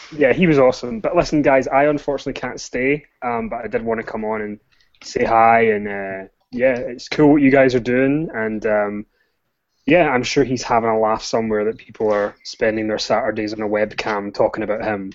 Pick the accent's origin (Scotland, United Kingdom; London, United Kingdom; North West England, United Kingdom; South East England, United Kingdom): Scotland, United Kingdom; I am Scottish, so bear with me if you can't understand anything that I'm saying